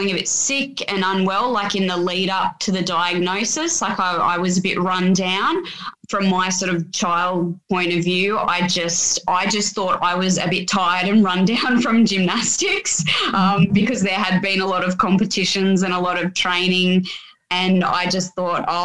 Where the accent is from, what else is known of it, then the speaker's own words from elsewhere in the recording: Sydney, New South Wales, Australia; I grew up in the Sutherland Shire